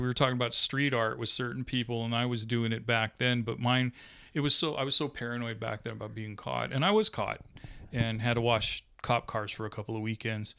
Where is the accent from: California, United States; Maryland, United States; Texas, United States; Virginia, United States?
California, United States; Sacramento; growing up in Sacramento as a brown kid